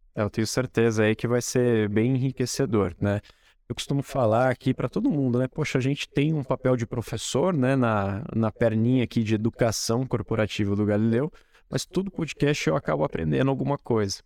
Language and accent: Portuguese; Espírito Santo do Pinhal, São Paulo, Brazil; moved away; Apesar de ter morado fora, né? Eu gosto muito daqui, da cidade onde eu nasci